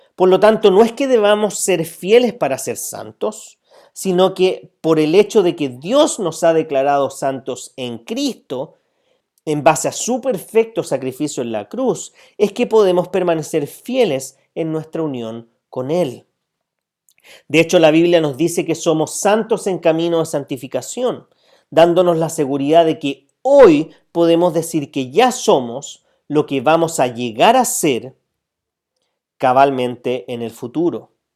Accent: Chile

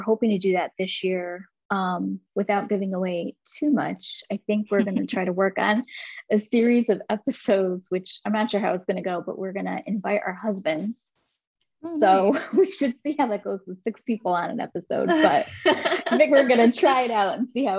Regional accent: Seattle, Washington, United States; born there; also born or lived in Germany / Louisiana / Texas / Georgia; So I was born in Seattle, Washington, and then we moved to Germany for a few years, and then we came back stateside, and we lived in Louisiana, then Texas, Georgia, and then New York.

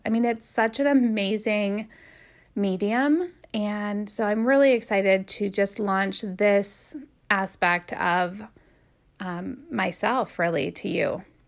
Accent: Midwest, United States; also born or lived in Canton, Ohio; I was raised in the Midwest

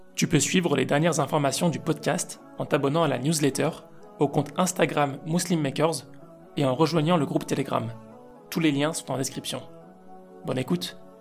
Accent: Lyon, Auvergne-Rhône-Alpes, France; moved away; je suis lyonnais aussi

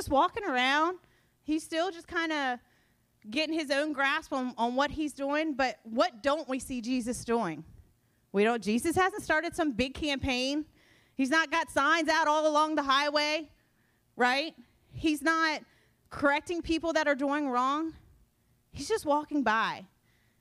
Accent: United States; I was born and raised in Sussex County

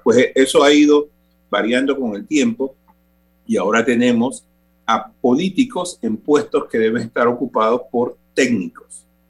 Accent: Panama; como panameños

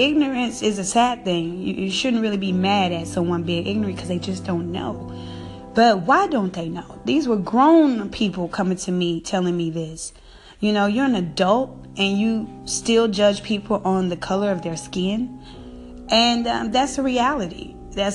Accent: the South, United States; I grew up in the South

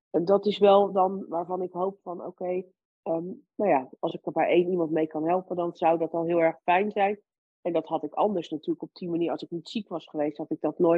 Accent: Lebanon; born there; Het enige wat ik toen wel wilde doen was heel graag met mijn gezin naar mijn geboorteland, naar Libanon.

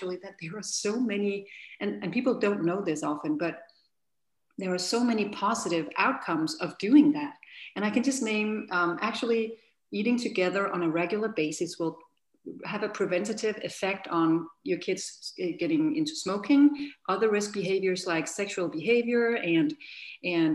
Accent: Denmark; moved away as an adult; now in United States; my husband and I, we are from Denmark

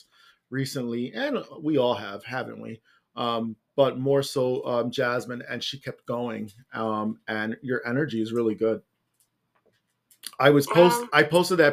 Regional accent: New York City, New York, United States; moved away; I come from Brooklyn in a fucking city that's smoggier and has the worst everything.

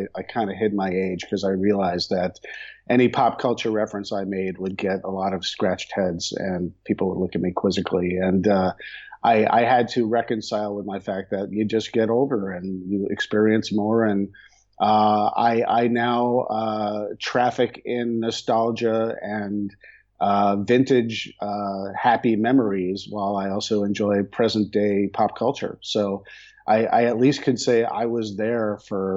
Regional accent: United States; also born or lived in New York / Chicago, Illinois; now in Los Angeles, United States; I'm from back east in the eastern United States, where I grew up in New York and Chicago

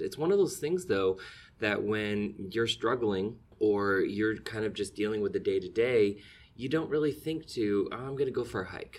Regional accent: Keeseville, New York, United States; I actually spent, uh, my earliest years growing up in Katyville

